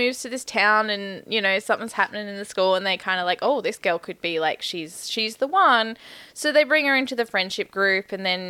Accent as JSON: {"language": "English", "town": "McLaren Vale", "region": "South Australia", "country": "Australia", "tie": "born or raised there", "said": "I grew up in McLaren Vale, man."}